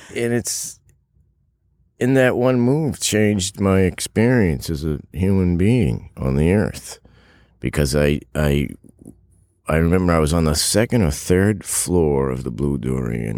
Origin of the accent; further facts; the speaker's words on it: Massachusetts, United States; moved away as an adult; also born or lived in New York City / Los Angeles; I'm from Massachusetts, but I lived in New York City in, like, mid-eighties to early ninety